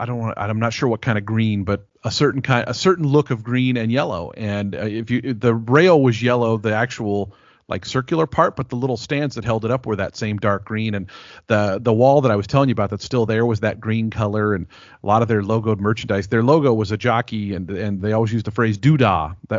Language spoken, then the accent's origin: English; Renton, Washington, United States; I grew up in Renton, Washington, which was actually the town that Longacres Racetrack was in.